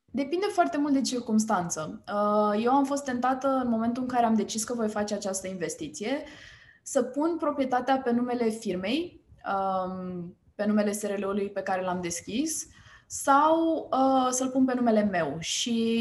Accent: Romania; suntem români

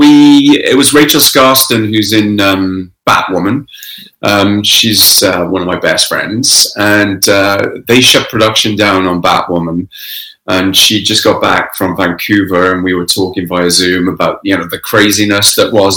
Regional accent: Pencoed, Wales, United Kingdom; also born or lived in London / Canada; now in Toronto, Canada; Well, I'm originally from Wales. I grew up in Wales.

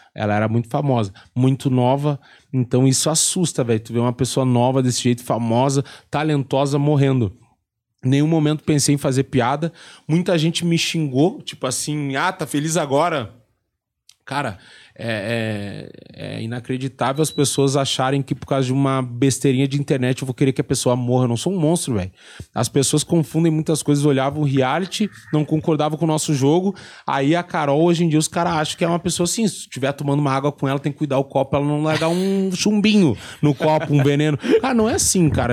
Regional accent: Rio Grande do Sul, Brazil; eu saí do Rio Grande do Sul

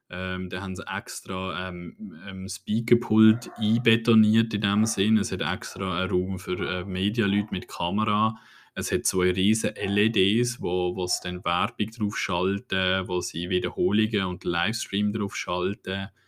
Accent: Switzerland; hey, wir, wir, sind wirklich auf einem guten Weg als Schweizer.

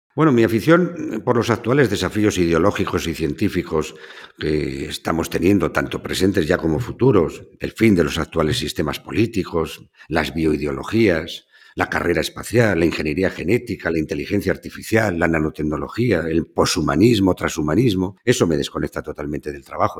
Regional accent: the Duero region, Castile and León, Spain; also born or lived in Seville; de mi tierra, en donde nace el Duero y donde termina.

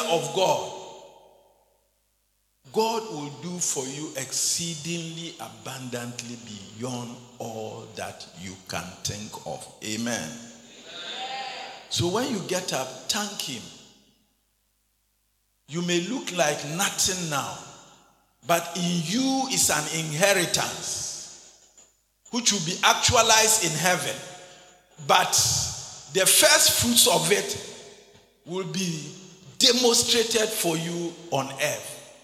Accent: Ghana; also born or lived in Winneba, Ghana; I became a Christian born and brought up in the back of beyond, in the armpits of the Zongos

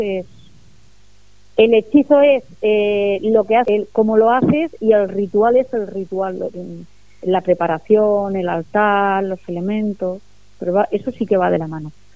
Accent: Spain; yo, soy española y mi cultura es cristiana

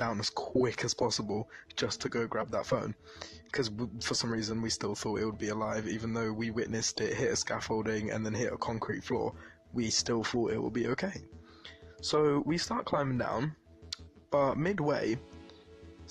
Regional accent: London, United Kingdom; I'm from East London, to be exact. I'm from Bow Road.

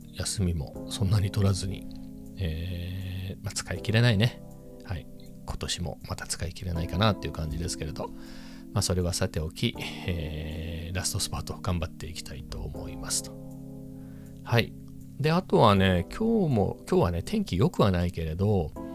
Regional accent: Ibaraki, Japan; 僕なんかは茨城生まれで、親両方茨城生まれ

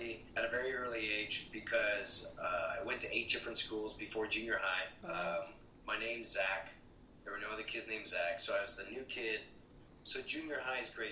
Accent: Toronto, Ontario, Canada; moved away; I came from Toronto, Canada

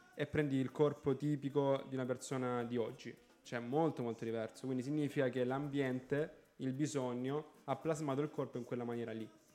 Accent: Galatina, Apulia, Italy; io sono di Galatina

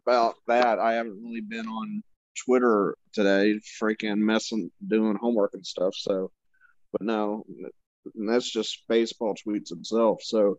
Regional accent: the South, United States; Just because I'm from the South don't mean I adopted all their fucking BS, okay?

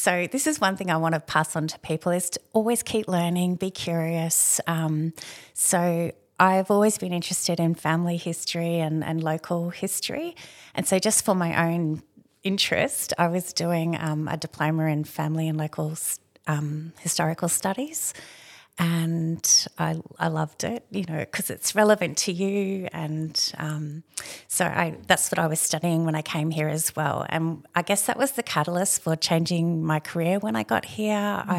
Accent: Redlands, Queensland, Australia; So when I grew up in the Redlands, and so now it's all part of Brisbane, but back then it was very much a little rural farming region.

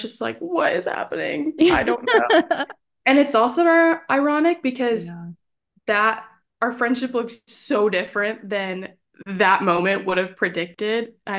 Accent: Dallas, Texas, United States; moved away as an adult; now in Nashville, United States; I'm from Dallas, Texas, born and raised. I'm a Texas girl all day long.

